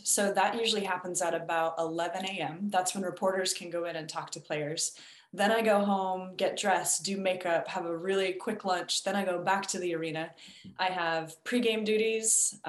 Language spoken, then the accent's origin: English; Washington, United States; I'm from an Army family, actually, so I sort of feel like I'm from everywhere and nowhere. Where I went to high school and college is in Washington State.